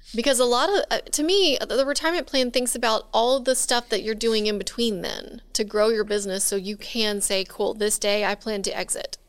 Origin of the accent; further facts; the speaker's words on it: Texas, United States; now in Louisiana, United States; I grew up in Texas, Tornado Alley